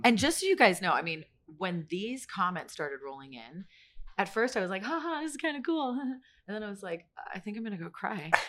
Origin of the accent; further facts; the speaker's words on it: San Francisco Bay Area, California, United States; I'm from the Bay Area